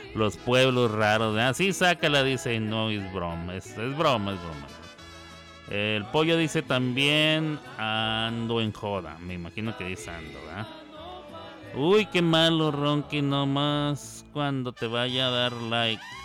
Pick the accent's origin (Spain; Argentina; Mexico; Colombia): Mexico; Chihuahua; now in Oklahoma City, United States; yo no soy de la tierra tapatía, soy del norte, de la bellísima, bien ponderada, la más iluminada y la más gloriosa, la más, la más eterna, la completa la linda ciudad de Chihuahua, Chihuahua